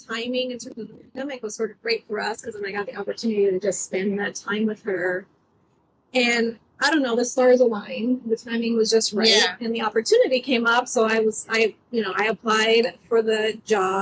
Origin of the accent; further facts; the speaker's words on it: Oakland, California, United States; growing up in East Oakland